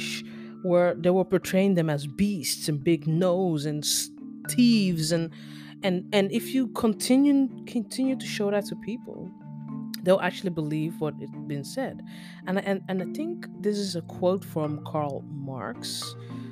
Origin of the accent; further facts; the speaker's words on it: Netherlands; accent: basic English mixed with US English; English is a second language; also born or lived in Nigeria; now that I've lived in the Netherlands all my life, you can practically call me Dutch.